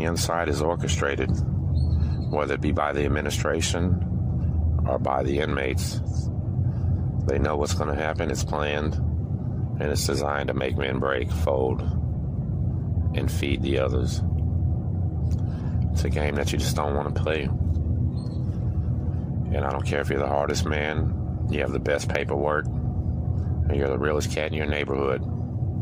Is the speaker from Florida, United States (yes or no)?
no; Galveston, Texas, United States; I am from Galveston